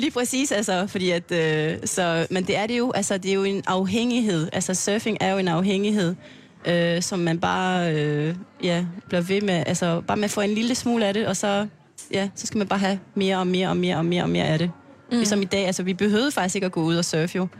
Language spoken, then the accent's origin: Danish; French Polynesia; Danish is a second language; moved away as an adult; also born or lived in Aarhus, Denmark; now in Klitmøller, Denmark; jeg kommer fra Tahiti